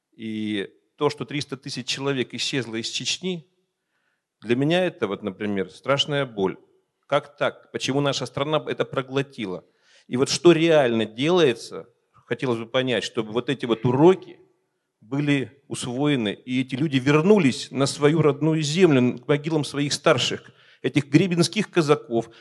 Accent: Yekaterinburg, Sverdlovsk Oblast, Russia; я сам с Урала. В общем-то, и не стоит наш город, так сказать, обижать Екатеринбург.

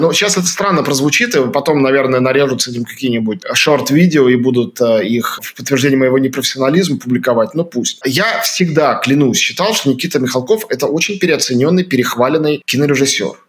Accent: Moscow, Russia; moved away as an adult; я москвич, я россиянин. Потому что я, хотя я не живу в Москве и не живу в России сегодня

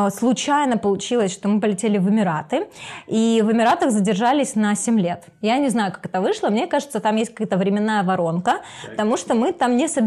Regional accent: Kharkiv, Kharkiv Oblast, Ukraine; Да, я ну, из Харькова.

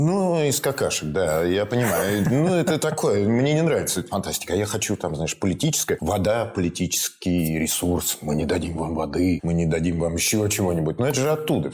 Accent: Volgograd, Volgograd Oblast, Russia; я родом из Волгограда, и всю свою школьную, значит, сентябрь-октябрь я проводил на плантациях помидорных

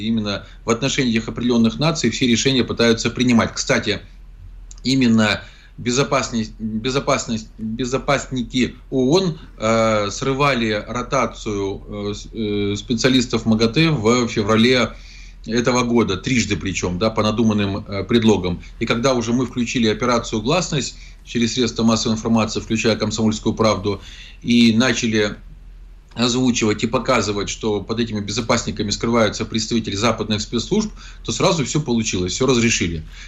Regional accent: Zaporizhzhia, Zaporizhzhia Oblast, Ukraine; Зеленский побывал сначала в городе Запорожье, в котором его ненавидят, он прекрасно знает, поэтому избегает посещения моего родного города

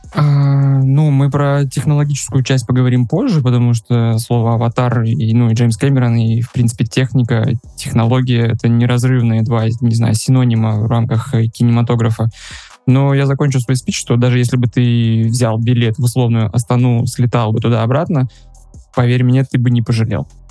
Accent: Russia; moved away as an adult; now in Uzbekistan; я россиянин, у меня есть карточка Казахстана, и живу я сейчас в Узбекистане

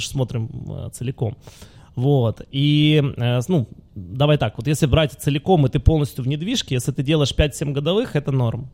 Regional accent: Luhansk, Luhansk Oblast, Ukraine; moved away; я же родился в Луганске.

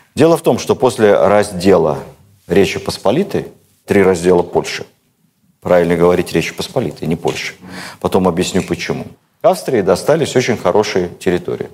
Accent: Moscow, Russia; also born or lived in Cherkasy region (Hetmanate), Ukraine — birthplace; Мы, москвичи

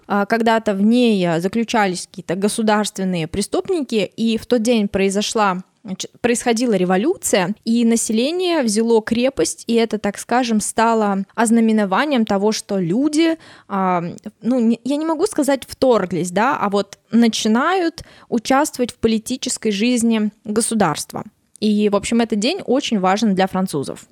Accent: Russia; у нас просто какой-то тотал, да, вот тотал хранения елки

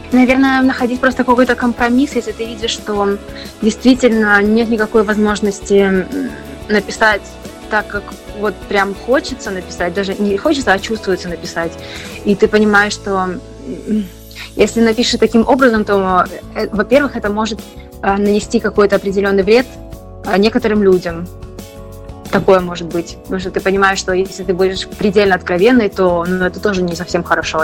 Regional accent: Belarus; moved away as an adult; also born or lived in Poland / Germany; now in Spain; я из Беларуси

